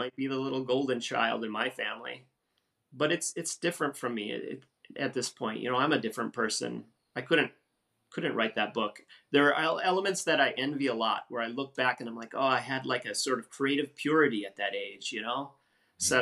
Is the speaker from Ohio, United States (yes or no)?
no; Wisconsin, United States; moved away; the same town I grew up in in Wisconsin